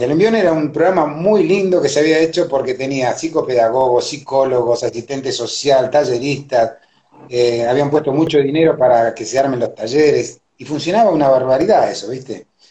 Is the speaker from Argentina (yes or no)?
yes; Argentina; yo soy argentino, nacido acá, mis viejos son paraguayos